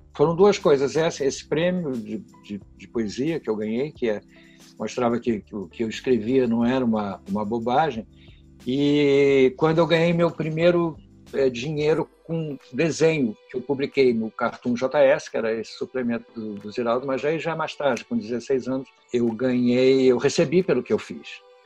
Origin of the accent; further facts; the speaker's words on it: Porto Alegre, Rio Grande do Sul, Brazil; Sou filho de gaúcho, passei minha infância inteira em Porto Alegre